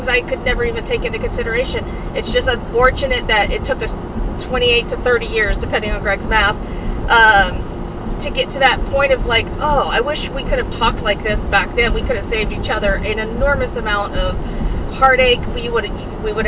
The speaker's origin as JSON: {"language": "English", "region": "Texas", "country": "United States", "said": "So we're from Texas."}